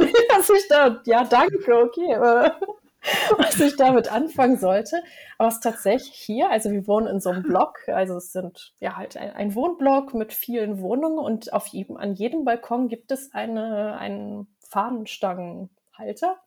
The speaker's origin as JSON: {"language": "German", "country": "Germany", "moved": "yes", "lives_now": "Norway", "said": "mir als Deutsche"}